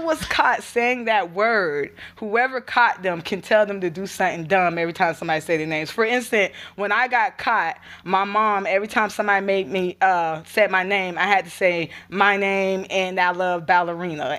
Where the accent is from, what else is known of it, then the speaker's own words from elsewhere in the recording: Gainesville, Florida, United States; also born or lived in Alachua, Florida; I'm originally from Gainesville, uh, Alachua, Florida. I like to say both, 'cause I do, I do claim both of them as my home